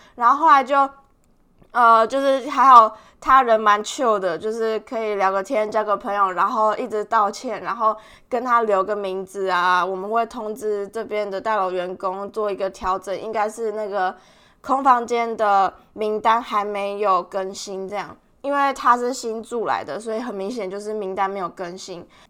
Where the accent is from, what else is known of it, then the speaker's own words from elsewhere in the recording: Tainan, Taiwan; moved away as an adult; now in Melbourne, Australia; 我是台南人